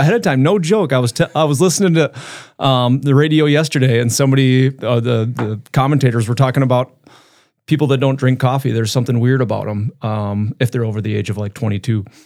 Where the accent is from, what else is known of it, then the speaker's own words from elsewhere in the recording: Brookings, South Dakota, United States; now in Brandon, United States; So I grew up in Brook, Brookings, um, so I'm a South Dakota kid